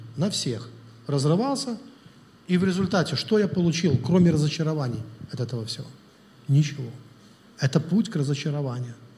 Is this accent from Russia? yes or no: yes; Russia; Я тоже из России, из Совка